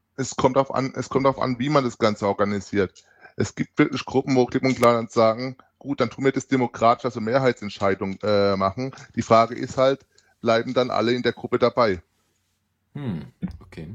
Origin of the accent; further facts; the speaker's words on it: near Heidelberg, Baden-Württemberg, Germany; ich komme aus dem Südwesten der Bananenrepublik Deutschland um genau zu sein, aus der Nähe von Heidelberg